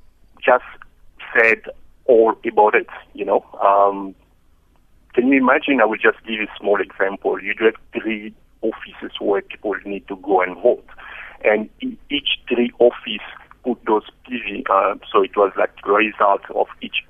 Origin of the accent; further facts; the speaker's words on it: DR Congo; now in South Africa; in my country, I am also from Congo